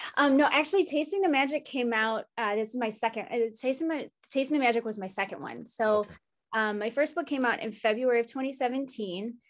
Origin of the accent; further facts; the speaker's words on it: Chicago, Illinois, United States; as a Chicagoan